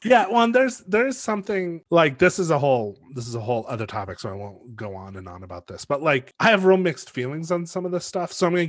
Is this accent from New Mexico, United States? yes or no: yes; Los Alamos, New Mexico, United States; growing up in Los Alamos in 1991